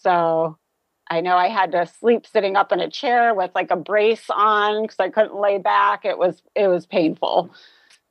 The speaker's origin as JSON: {"language": "English", "town": "Youngstown", "region": "Ohio", "country": "United States", "tie": "born or raised there", "also_born_or_lived": "Toledo, Ohio", "said": "I grew up in the Youngstown, Ohio area."}